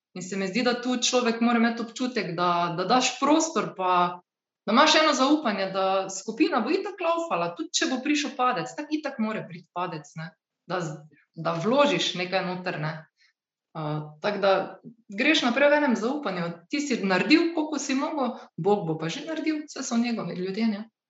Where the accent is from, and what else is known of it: Slovenia